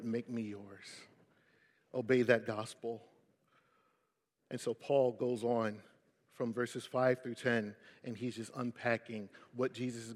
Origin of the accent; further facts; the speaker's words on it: Philadelphia, Pennsylvania, United States; I'm from West Philly